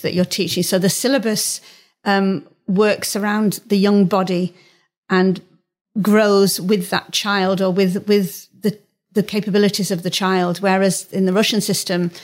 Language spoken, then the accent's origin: English; Blackpool, North West England, United Kingdom; moved away as an adult; also born or lived in London / Germany; now in Yorkshire, United Kingdom; I was born in Blackpool and lived there until I went to London to college.